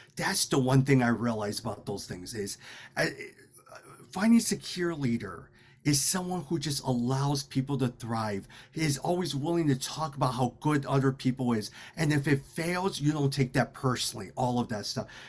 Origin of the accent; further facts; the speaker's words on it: Chicago, Illinois, United States; My parents immigrated to Chicago in 1972. I was born in 1977. We grew up in the Chinatown area, but also in the area of Bridgeport